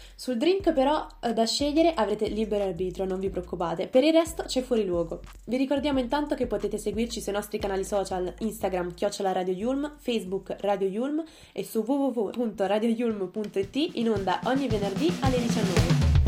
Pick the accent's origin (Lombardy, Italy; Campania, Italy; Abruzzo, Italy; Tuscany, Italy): Campania, Italy; Naples; moved away as an adult; now in Milan, Italy; io vengo da Napoli